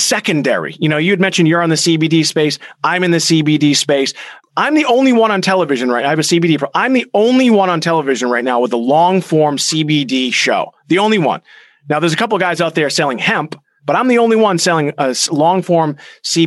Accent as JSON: {"language": "English", "town": "Boston", "region": "Massachusetts", "country": "United States", "tie": "born or raised there", "said": "we're from Boston"}